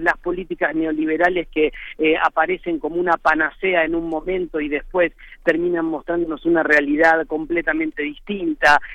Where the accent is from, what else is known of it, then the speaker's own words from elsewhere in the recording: Buenos Aires, Argentina; soy argentino y muy argentino y vivo y soy muy de Buenos Aires, muy porteño